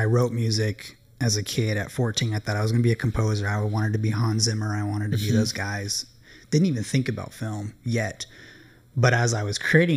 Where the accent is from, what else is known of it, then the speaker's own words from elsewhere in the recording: San Diego, California, United States; grew up in San Diego, surfer kid